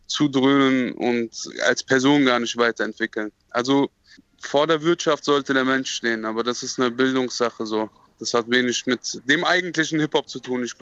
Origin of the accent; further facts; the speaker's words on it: Marburg, Hesse, Germany; Es hat bestimmt auch etwas mit meiner Kindheit in Marburg zu tun